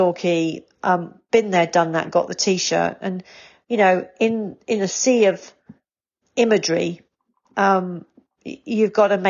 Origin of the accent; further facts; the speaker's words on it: England, United Kingdom; as an English person and as a Brit